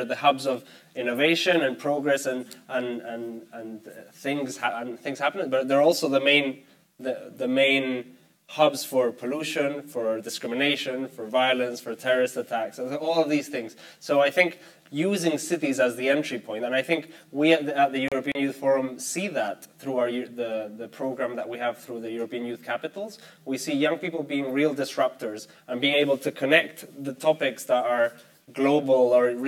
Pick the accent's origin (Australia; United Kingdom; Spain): Spain; I come from Spain. Spain will not reach the 2030 agenda because the government one day wakes up and decides they reached it.